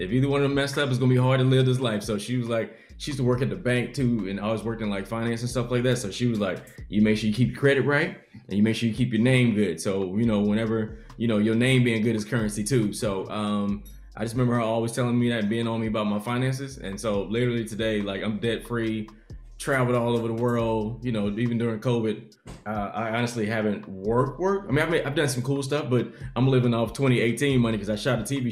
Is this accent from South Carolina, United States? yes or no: yes; Columbia, South Carolina, United States; I'm from Columbia, South Carolina